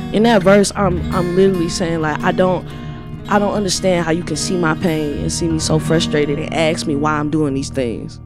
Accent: the South, United States; I'm from the South.

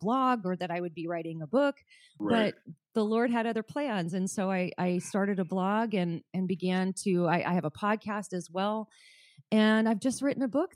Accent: Southern California, United States; I grew up in Southern California

